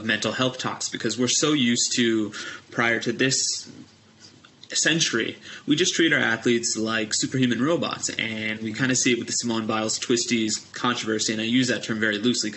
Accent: India; as an Indian

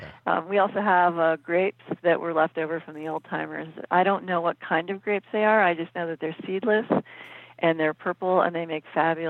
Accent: East Coast, United States; also born or lived in Phoenix; now in Oregon, United States; I grew up on the East Coast, and in the summers we would go up to Cape Cod, and you could always see the Milky Way. I don't ever remember seeing the Milky Way living in Phoenix.

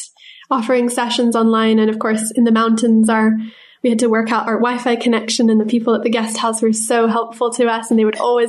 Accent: India; now in United Kingdom; after like growing up in India, we then moved back to the UK, which is where we were originally from.

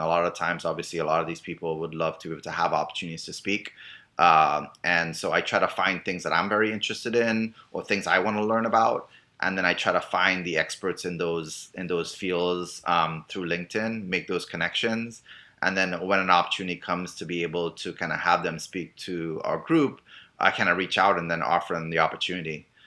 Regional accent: Trinidad & Tobago; moved away as an adult; also born or lived in Miami; now in United States; I'm originally from Trinidad

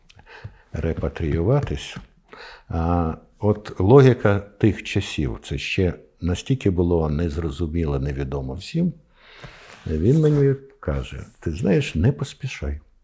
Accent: Ukraine; я з України

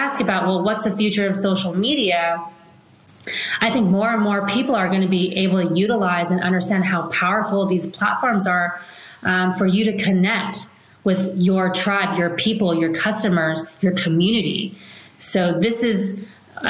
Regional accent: Palos Verdes, California, United States; I grew up in Palos Verdes, so it was very close to the sea

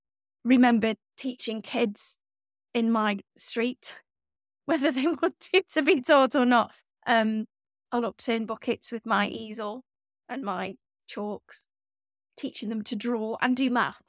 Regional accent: Stoke-on-Trent, West Midlands, United Kingdom; And I grew up in the Staffordshire Moorlands in a village, quite a big village. It wasn't, you know, really countrified, but we weren't near the city. And Stoke-on-Trent, where I grew up, is a really odd place anyway.

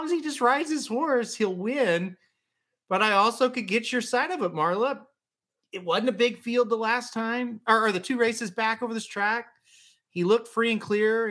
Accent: Midwest, United States; I'm from the Midwest

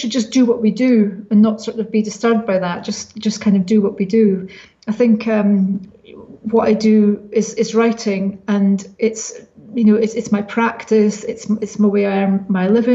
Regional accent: small Scottish town, Scotland, United Kingdom; my hometown, which is a town of secrets and things going on

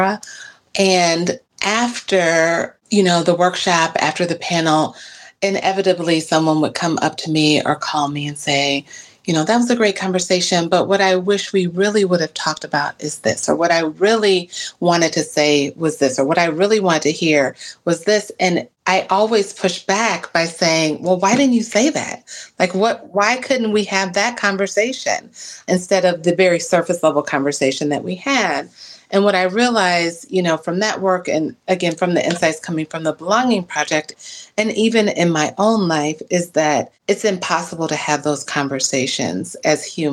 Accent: Cincinnati, Ohio, United States; moved away as an adult; also born or lived in Mississippi; now in Milwaukee, United States; I'm not from Milwaukee. I grew up in Ohio and Mississippi, and I came to Milwaukee in 1998

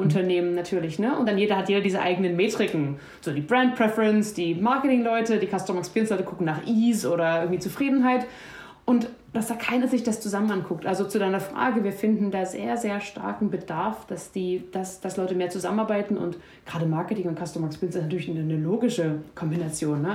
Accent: Germany; als Deutsche

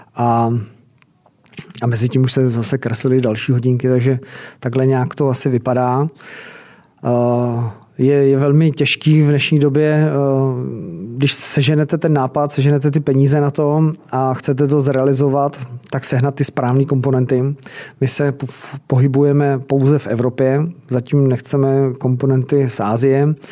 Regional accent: Czechia; jsme Češi

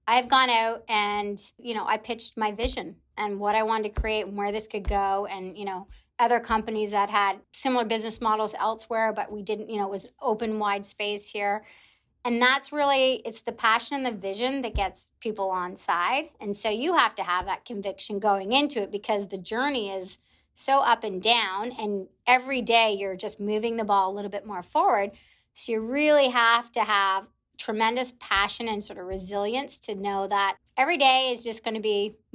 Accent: Canada; also born or lived in Toronto; I'm Canadian, so living in Toronto

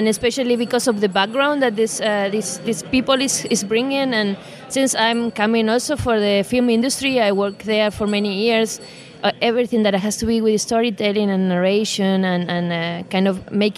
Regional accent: Argentina; now in Germany; coming from Argentina, but living in Germany at the moment

